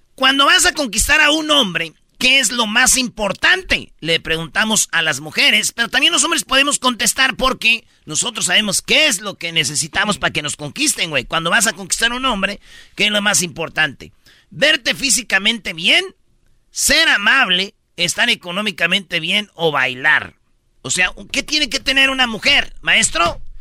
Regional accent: Michoacán, Mexico; en Michoacán somos buenos todos

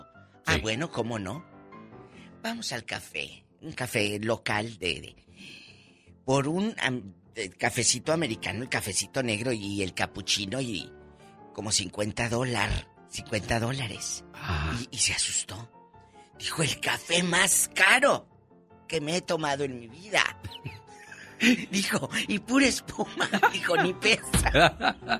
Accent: Matamoros, Tamaulipas, Mexico; now in California, United States; Matamoros, que es mi tierra

